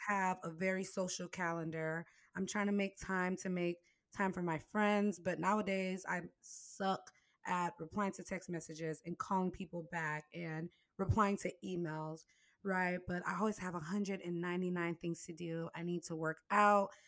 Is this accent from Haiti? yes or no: yes; Haiti; moved away; I was born in Haiti